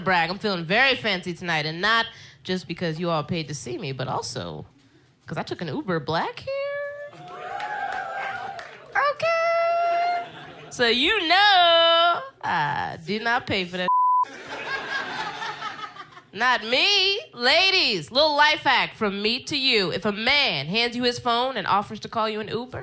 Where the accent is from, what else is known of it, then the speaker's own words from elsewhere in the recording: Philadelphia, Pennsylvania, United States; moved away as an adult; also born or lived in Brooklyn, New York; now in New York City, United States; I'm originally from Philly.